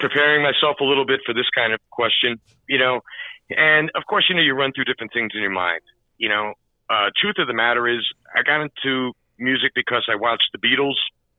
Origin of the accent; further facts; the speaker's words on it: New York City, New York, United States; I grew up in Queens, Jackson Heights.